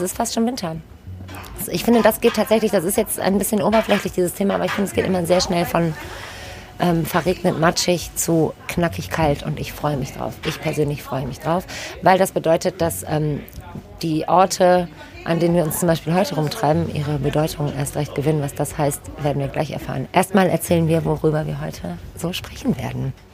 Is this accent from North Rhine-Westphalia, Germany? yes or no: yes; Düsseldorf, North Rhine-Westphalia, Germany; moved away as an adult; Ich komme aus Düsseldorf, ähm, bin nach ein paar Stationen außerhalb wieder sehr, sehr, sehr gerne hier